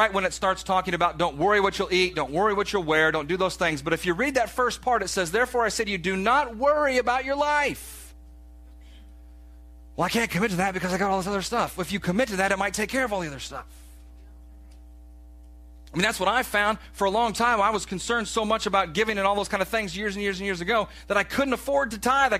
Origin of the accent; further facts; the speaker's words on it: the South, United States; we're from the South